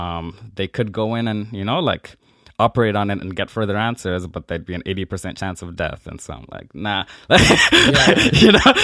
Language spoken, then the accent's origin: English; Nigeria; born there; But I was born in Nigeria and have my birth certificate like being Nigerian.